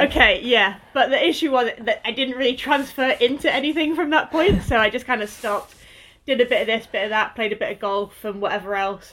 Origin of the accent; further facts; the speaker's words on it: Lancashire, North West England, United Kingdom; I grew up in the northwest, so I grew up in Lancashire